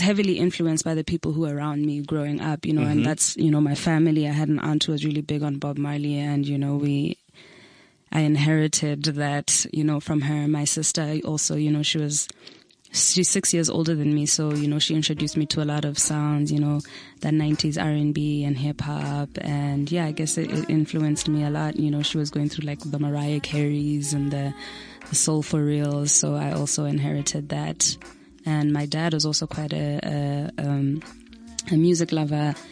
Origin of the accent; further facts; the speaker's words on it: Botswana; now in South Africa; I'm from Botswana